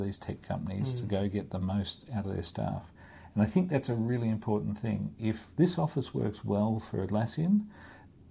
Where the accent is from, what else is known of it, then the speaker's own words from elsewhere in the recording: Australia; now in Hong Kong; I'm from Australia